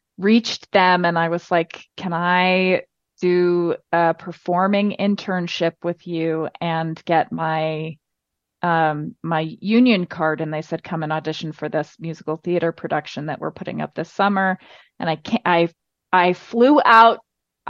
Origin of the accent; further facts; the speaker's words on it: Medford, New York, United States; I grew up on Long Island on the South Shore in a town called Medford near Patchogue